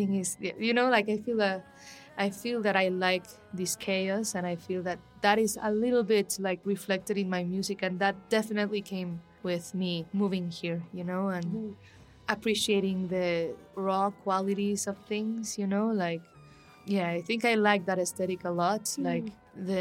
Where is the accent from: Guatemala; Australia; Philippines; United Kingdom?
Guatemala; Guatemala City, Guatemala Department; moved away as an adult; also born or lived in Antigua, Guatemala; now in Mexico City, Mexico; I'm from Guatemala City as well